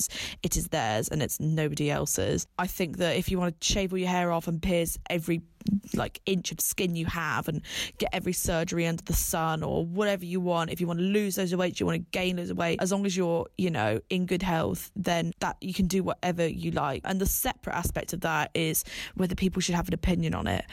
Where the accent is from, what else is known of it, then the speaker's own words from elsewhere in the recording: Bath, South West England, United Kingdom; moved away as an adult; now in London, United Kingdom; I'm originally from the Southwest, big up Bath. And I now live and work in London